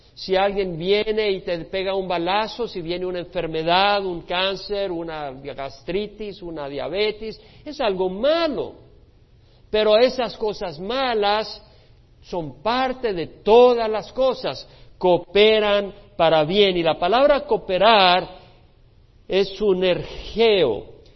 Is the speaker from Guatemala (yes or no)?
no; El Salvador; moved away; Nosotros que venimos de un país que estaba dividido en la guerra civil, los que venimos del Salvador